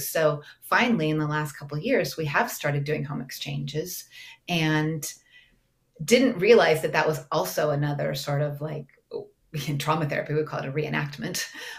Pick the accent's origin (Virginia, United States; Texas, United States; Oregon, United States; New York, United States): Oregon, United States; Portland; moved away as an adult; also born or lived in Greece / St. Thomas; I grew up in Portland, Oregon, and went to college there.